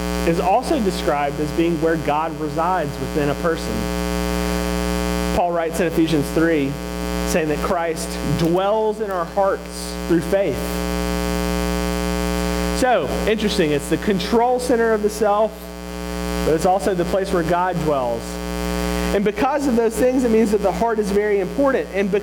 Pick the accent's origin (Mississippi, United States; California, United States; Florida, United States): Mississippi, United States; moved away; I'm from Mississippi